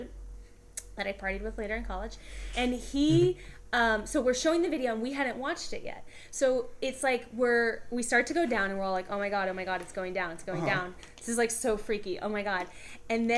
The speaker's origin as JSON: {"language": "English", "town": "Atlanta", "region": "Georgia", "country": "United States", "tie": "born or raised there", "said": "I grew up in Atlanta"}